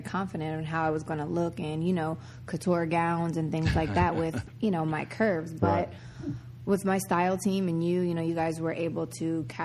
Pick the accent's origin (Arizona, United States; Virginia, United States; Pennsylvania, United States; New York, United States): Pennsylvania, United States; Reading; moved away as an adult; now in Los Angeles, United States; I grew up in a really small city called Reading, Pennsylvania